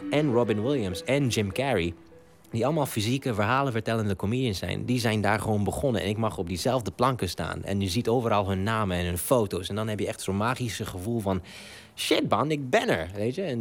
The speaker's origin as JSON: {"language": "Dutch", "country": "Ethiopia", "tie": "born or raised there", "said": "Ik ben Afrikaan. Ik ben in Afrika opgegroeid, in Ethiopië, dat is naast Somalië."}